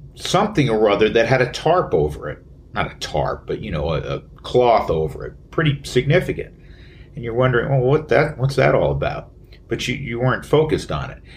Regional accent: New York City, New York, United States; moved away; my hometown of uh, the Big Apple

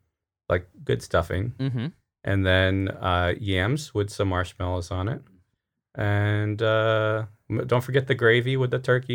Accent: Rochester, New York, United States; I came from Rochester and didn't know what hots were.

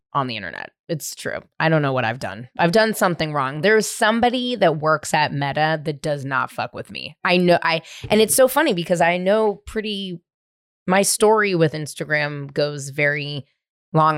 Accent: San Francisco, California, United States; also born or lived in Marin County; I grew up in the city. I grew up in San Francisco.

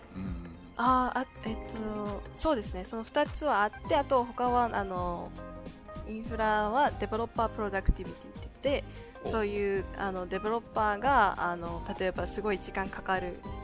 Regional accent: Kansai, Japan; moved away as an adult; now in Vancouver, Canada; で関西出身なんで

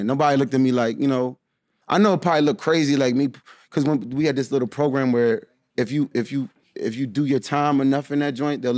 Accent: D.C., Bladensburg, Rockville, Largo, Maryland, United States; also born or lived in Washington, D.C.; We lived in D.C. for a little bit. Then moved to Bladensburg. Then we moved to Rockville. And then we moved to Largo

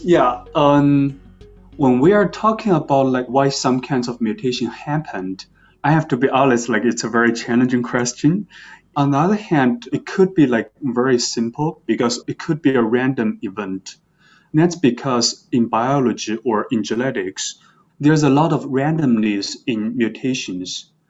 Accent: China; moved away as an adult; also born or lived in Beijing; now in New York, United States; I grew up in China and then I went to Beijing for my undergraduate studies

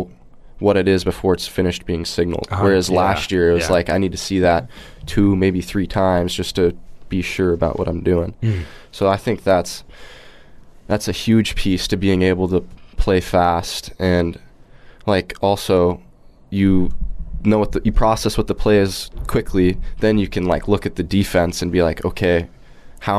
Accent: Iowa, United States; moved away as an adult; also born or lived in Michigan; I ended up making the move to Iowa

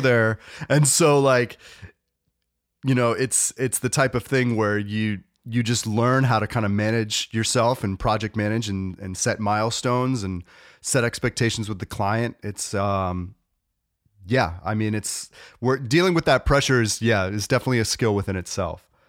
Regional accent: North Carolina, United States; moved away as an adult; I grew up in North Carolina and I moved back to North Carolina

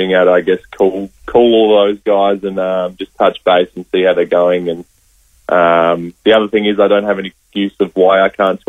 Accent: Port Lincoln, South Australia, Australia; I grew up in Port Lincoln

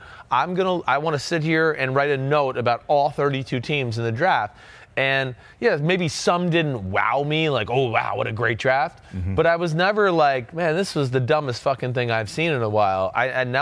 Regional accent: New Jersey, United States; I'm from Jersey

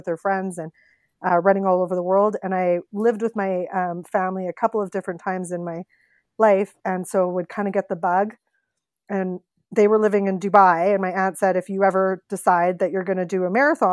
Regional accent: Regina, Saskatchewan, Canada; moved away as an adult; now in Calgary, Canada; I'm from Regina. I went to the University of Regina, got a journalism degree, and worked in Regina at CTV, and then ended up coming to Calgary

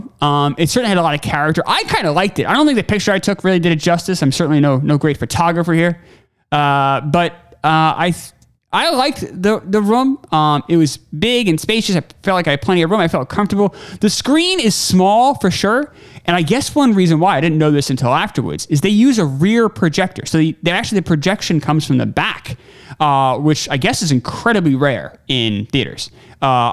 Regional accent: New York, United States; moved away; I grew up in New York

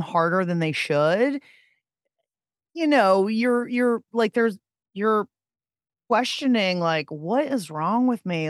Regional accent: Pittsburgh, Pennsylvania, United States; I'm from Pittsburgh

